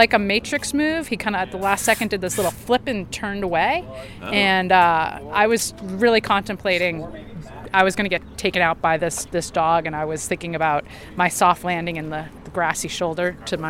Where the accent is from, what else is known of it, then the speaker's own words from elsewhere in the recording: Southern California, United States; I'm actually from Southern California